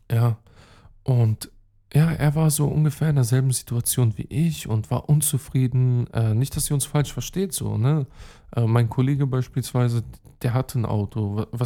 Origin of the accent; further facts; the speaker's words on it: Belgrade, Serbia; German is a second language; Und ähm, dort übrigens, äh, ja, ist meine Heimat. Hm, meine Mom ist aus Pristina, Kosovo. Ich habe den serbischen Pass, Beograd, dort habe ich auch Familie, Belgrad, Belgrad äh, Hauptstadt Serbiens.